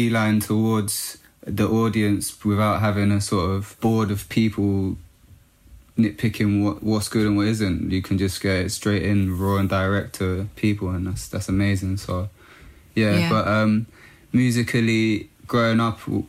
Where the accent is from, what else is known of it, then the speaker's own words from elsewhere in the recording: London, United Kingdom; In Northwest London, in Camden, Kentish Town.